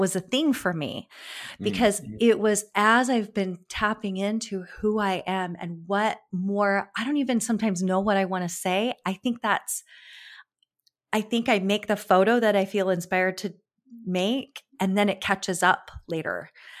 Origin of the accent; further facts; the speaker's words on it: California, United States; Because I grew up in California, so I was close to always to the beach.